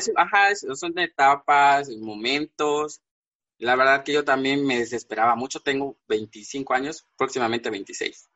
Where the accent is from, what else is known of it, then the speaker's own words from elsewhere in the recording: Villaflores, Chiapas, Mexico; now in Tuxtla Gutiérrez, Mexico; Yo soy de Villaflores, es una, es un pueblo, digamos que está a dos horas de la capital de aquí de Tuxtla. Ahorita radico aquí en Tuxtla, eh, pero soy originario de ese pueblo